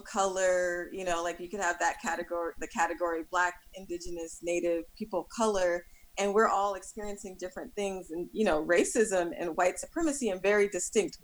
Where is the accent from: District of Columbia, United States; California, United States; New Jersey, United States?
California, United States; as a Californian